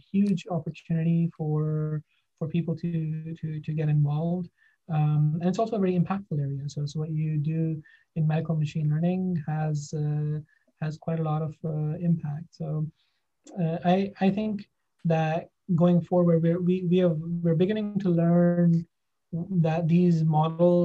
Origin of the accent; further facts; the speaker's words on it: Pakistan; moved away as an adult; also born or lived in Japan / Okinawa / Singapore / Baltimore; now in Boston, United States; I'm from Pakistan. I did my undergrad there